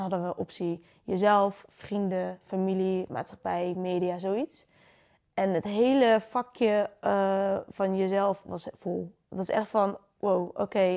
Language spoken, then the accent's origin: Dutch; Friesland, Netherlands; moved away as an adult; now in Utrecht, Netherlands; ik kom dus uit Friesland